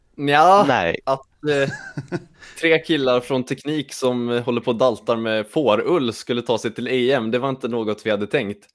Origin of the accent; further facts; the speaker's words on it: Lidköping, Västra Götaland, Sweden; jag kommer också från Lidköping